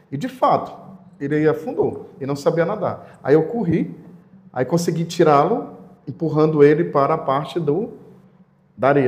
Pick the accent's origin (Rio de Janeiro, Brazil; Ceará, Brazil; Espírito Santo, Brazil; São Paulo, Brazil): Ceará, Brazil; Aquiraz; also born or lived in Fortaleza; Sim, eu sou natural de Fortaleza, mas minha família toda e eu fui criado ali em Aquiraz